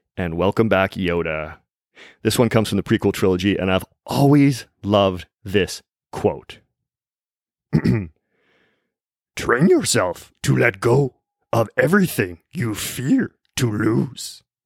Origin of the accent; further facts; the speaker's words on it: Vancouver, British Columbia, Canada; in my hometown city of Vancouver